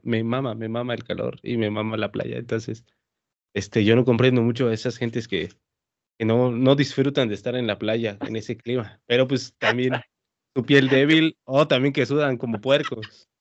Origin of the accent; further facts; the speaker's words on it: Oaxaca, Mexico; como buen oaxaqueño